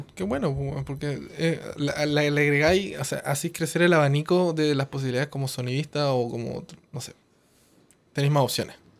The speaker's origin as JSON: {"language": "Spanish", "town": "Coyhaique", "region": "Aysén", "country": "Chile", "moved": "yes", "said": "yo no soy de Santiago, yo soy de Coyhaique"}